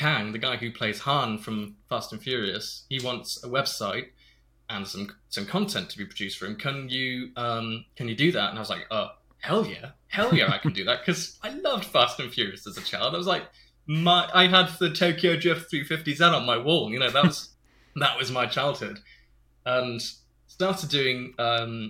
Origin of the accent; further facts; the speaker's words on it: Stratford-upon-Avon, West Midlands, United Kingdom; I grew up in Stratford-upon-Avon